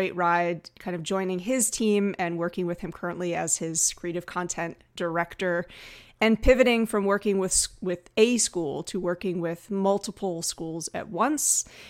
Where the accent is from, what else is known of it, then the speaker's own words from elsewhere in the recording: United States; now in Vancouver Island, Canada; Before my wife, who's Canadian, I'm American, we decided let's plant some roots. Let's try being a little bit closer to family. So we're located now just off of Vancouver Island.